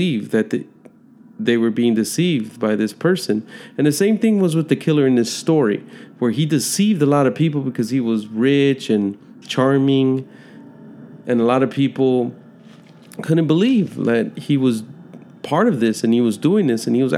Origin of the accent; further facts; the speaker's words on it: Chicago, Illinois, United States; moved away; I was born and raised in Chicago